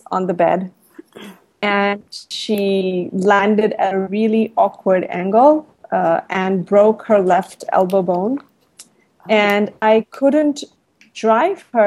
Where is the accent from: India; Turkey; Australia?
India; now in Thailand; I'm an Indian. I live in Thailand